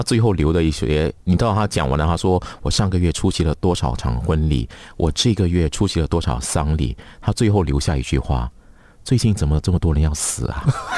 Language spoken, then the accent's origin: Chinese; Malaysia; 我们马来西亚